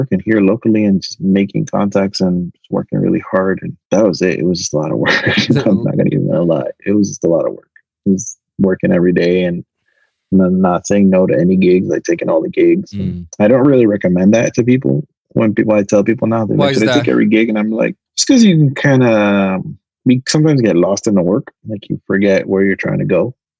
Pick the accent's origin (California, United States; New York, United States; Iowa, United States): New York, United States; I moved to Miami because I came from New York.